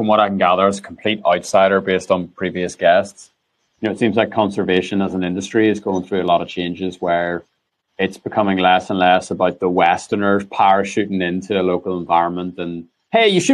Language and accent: English; Lisburn, Northern Ireland, United Kingdom; born or raised there